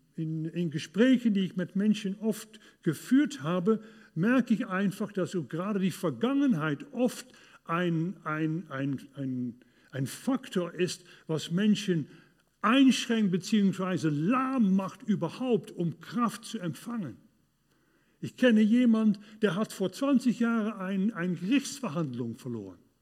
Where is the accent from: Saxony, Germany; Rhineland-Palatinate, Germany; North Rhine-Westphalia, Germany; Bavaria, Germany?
North Rhine-Westphalia, Germany; Duisburg; In Duisburg, in, äh, in, in meiner Heimat